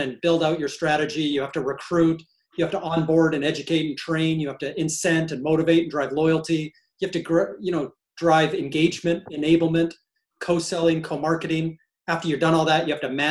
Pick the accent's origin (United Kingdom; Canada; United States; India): Canada; as a Canadian